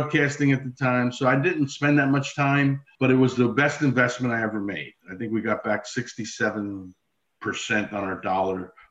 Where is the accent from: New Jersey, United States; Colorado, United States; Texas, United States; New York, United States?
New Jersey, United States; Newark; Newark, my hometown